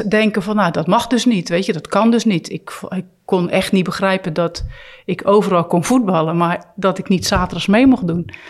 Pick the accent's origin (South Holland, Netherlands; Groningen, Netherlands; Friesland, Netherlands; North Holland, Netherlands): South Holland, Netherlands; Poortugaal; Ja, dat ligt net onder Rotterdam, is een dorp. Dus ja, eh, als je een kind bent en je houdt van sporten, ben je heel snel uitgekeken wat keus betreft.